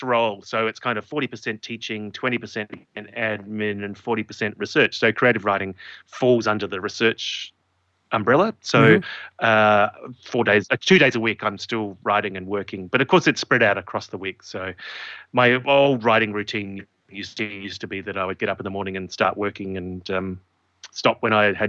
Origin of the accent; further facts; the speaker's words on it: Adelaide, South Australia, Australia; Adelaide, my hometown